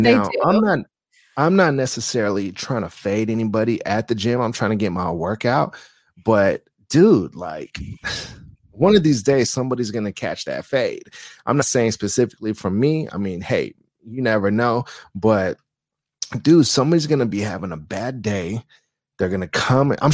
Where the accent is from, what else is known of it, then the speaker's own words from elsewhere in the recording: Bay Area, California, United States; moved away as an adult; now in Las Vegas, United States; I am from the Bay Area